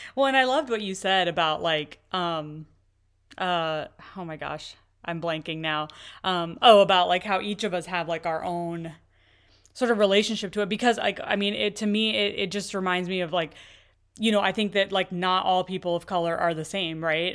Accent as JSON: {"language": "English", "country": "United States", "tie": "born or raised there", "said": "I've pretty much grown up here in, in the U S"}